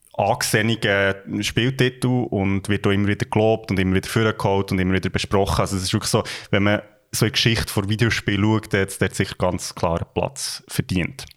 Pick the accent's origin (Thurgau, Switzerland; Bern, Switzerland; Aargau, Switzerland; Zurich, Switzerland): Bern, Switzerland; Gürbetal; wir kommen ja beide aus dem Gürbental und das ist äh, ja. It's Home